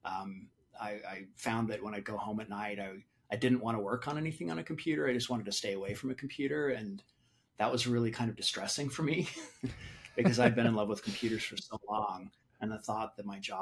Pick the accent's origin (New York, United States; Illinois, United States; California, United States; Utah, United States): Utah, United States; St. George; moved away as an adult; also born or lived in Boston / Cambridge; I'm from Southern Utah. I grew up here, so I'm actually a native of St. George.